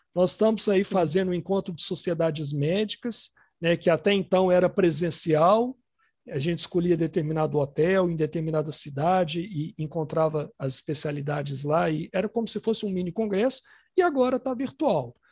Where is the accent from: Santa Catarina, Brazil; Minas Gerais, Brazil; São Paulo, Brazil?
Minas Gerais, Brazil; Ipatinga; now in Belo Horizonte, Brazil; A gente morava em Patinga, eu nasci em Patinga, que é uma cidade do interior aqui de Minas